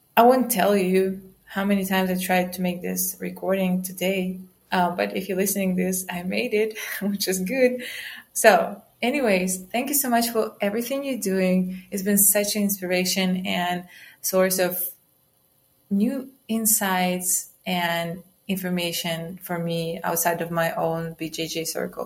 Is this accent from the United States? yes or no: no; Romania; I'm from Romania